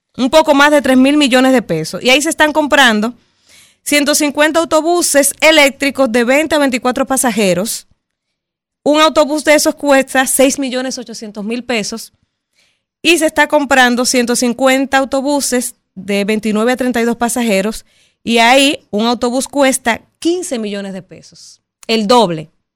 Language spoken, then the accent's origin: Spanish; Dominican Republic; nosotros como dominicanos